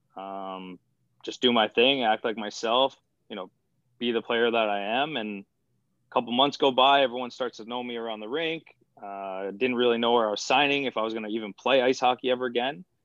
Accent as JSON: {"language": "English", "town": "Patchogue", "region": "New York", "country": "United States", "tie": "born or raised there", "said": "I'm from Patchogue, which is like the middle of Long Island."}